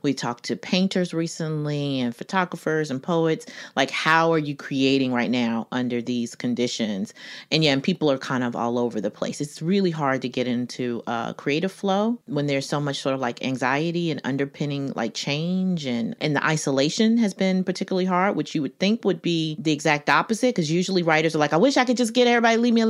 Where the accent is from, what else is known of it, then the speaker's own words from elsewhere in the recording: United States; I'm such an American